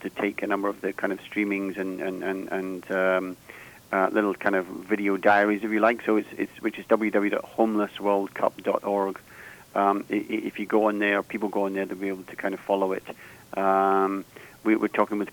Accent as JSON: {"language": "English", "region": "Scotland", "country": "United Kingdom", "said": "I'm Scottish"}